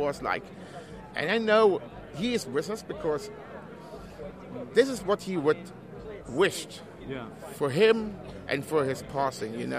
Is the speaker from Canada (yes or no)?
no; Germany; English is a second language; I'm actually from Germany and uh, I'm just over for the weekend